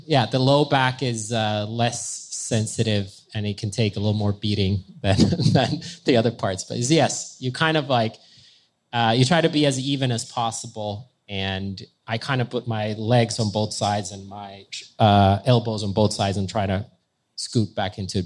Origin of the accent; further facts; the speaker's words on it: Finland; I'm from Finland and we're on the border of Russia